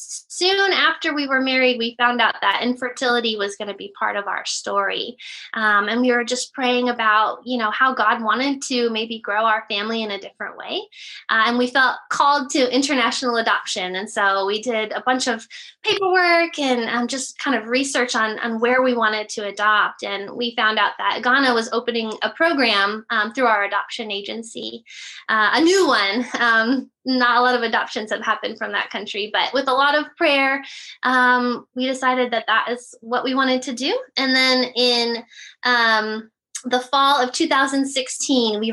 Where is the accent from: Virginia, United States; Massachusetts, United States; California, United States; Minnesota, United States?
California, United States; I've lived in California my whole life, kind of all up and down California